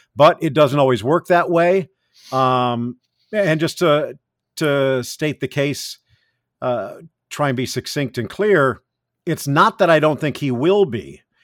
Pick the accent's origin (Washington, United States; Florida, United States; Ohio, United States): Florida, United States; South; also born or lived in California; growing up in South Florida at that time